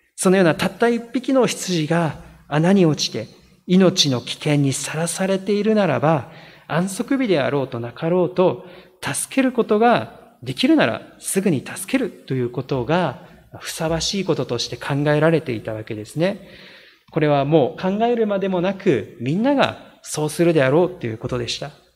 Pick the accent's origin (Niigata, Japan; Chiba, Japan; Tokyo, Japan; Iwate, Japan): Niigata, Japan; moved away; 私の出身が新潟でありますけれども